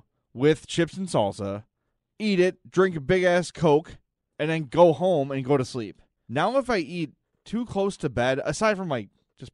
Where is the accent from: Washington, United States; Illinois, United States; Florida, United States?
Illinois, United States; Oak Lawn; Because I grew up in Oaklawn, which is sort of like in the middle of the burrito circle.